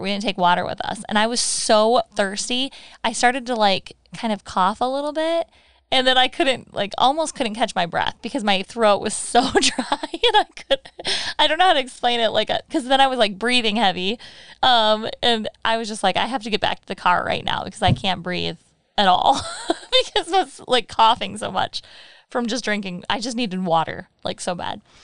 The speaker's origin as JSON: {"language": "English", "region": "Michigan", "country": "United States", "said": "we're from Michigan, so we're fudge knobs"}